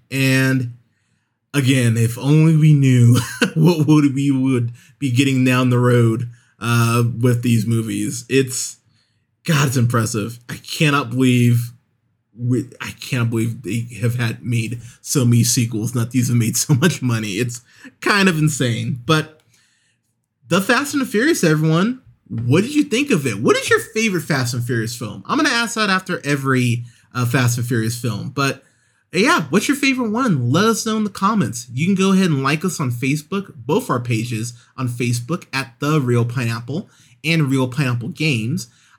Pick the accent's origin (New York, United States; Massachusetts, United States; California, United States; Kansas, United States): California, United States; Pismo Beach; I remember growing up in Pismo Beach in California, going to a couple street races right around a year after this movie came out